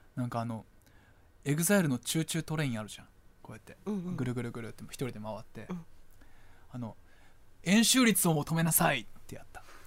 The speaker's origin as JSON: {"language": "Japanese", "region": "Chiba", "country": "Japan", "tie": "born or raised there", "moved": "yes", "said": "でも俺はあの千葉出身じゃないですか"}